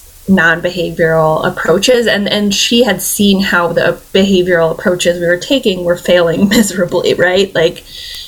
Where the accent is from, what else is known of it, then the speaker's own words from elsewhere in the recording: Michigan, United States; moved away as an adult; I'm from Michigan